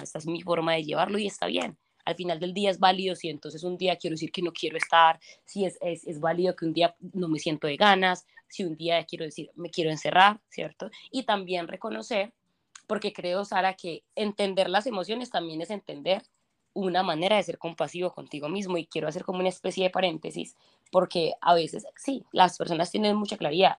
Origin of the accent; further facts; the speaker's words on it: Colombia; moved away; soy de Colombia